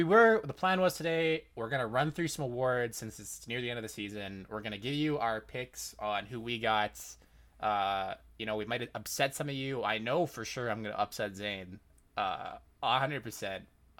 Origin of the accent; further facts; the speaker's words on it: Calgary, Alberta, Canada; I'm from Calgary